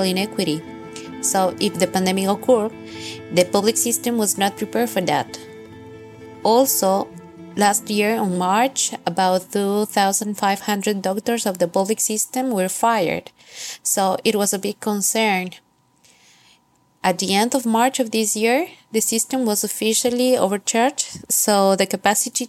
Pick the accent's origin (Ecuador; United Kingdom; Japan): Ecuador; Quito, Pichincha; moved away as an adult; now in Guayaquil, Ecuador; I was born and raised in Quito, but I've been living in Guayaquil for about 3 years